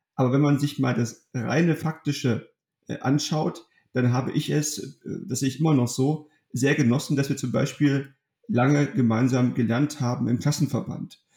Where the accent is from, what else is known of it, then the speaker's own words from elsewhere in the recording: Germany; in meiner Heimatstadt in Ottrand